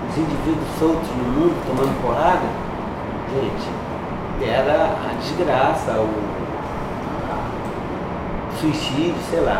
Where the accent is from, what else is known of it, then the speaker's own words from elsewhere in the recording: Northeast Region, Brazil; eu sou nordestino